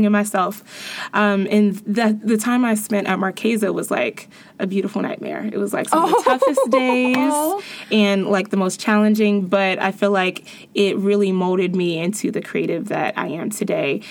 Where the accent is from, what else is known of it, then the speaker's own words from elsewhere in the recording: Cincinnati, Ohio, United States; I'm this girl from Cincinnati